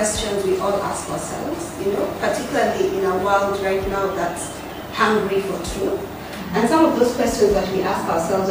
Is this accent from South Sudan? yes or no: yes; South Sudan; now in Rome, Italy; I'm from South Sudan